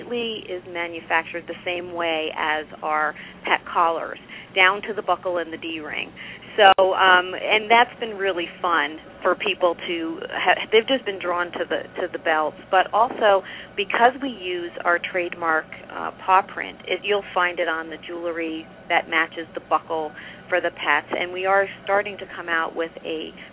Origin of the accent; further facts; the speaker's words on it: New York, United States; accent: New York; moved away as an adult; now in Southern California, United States; I'm a New York transfer